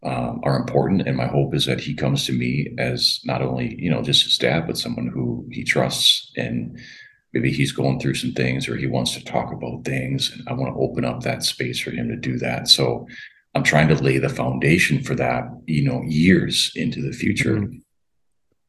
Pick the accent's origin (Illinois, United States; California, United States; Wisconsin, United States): Wisconsin, United States; I'm from Wisconsin